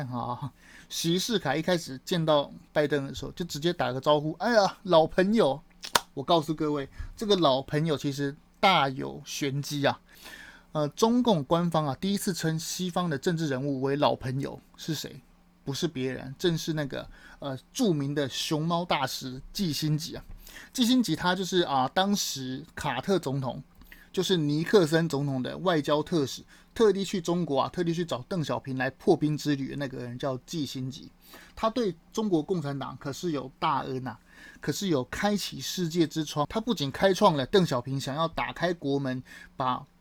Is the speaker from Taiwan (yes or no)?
yes; Taiwan; 我们台湾人